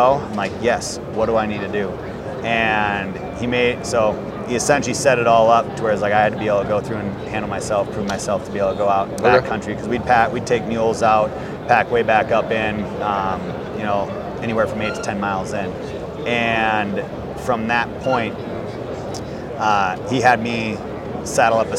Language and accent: English; Wisconsin, United States; moved away; originally, I'm from Wisconsin.